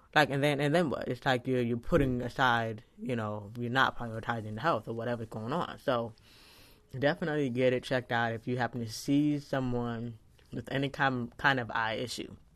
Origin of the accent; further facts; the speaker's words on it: Fort Lauderdale, Florida, United States; I was born in Fort Lauderdale, Florida on December twentieth